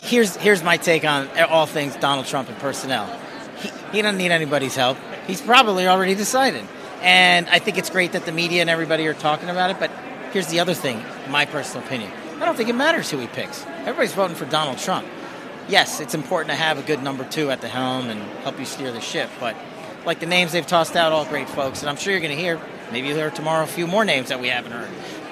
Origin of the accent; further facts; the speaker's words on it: Nevada, United States; in Nevada, in my home state